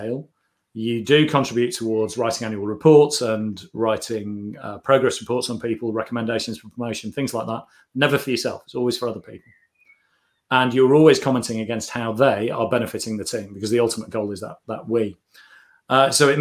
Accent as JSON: {"language": "English", "country": "United Kingdom", "said": "we're all British"}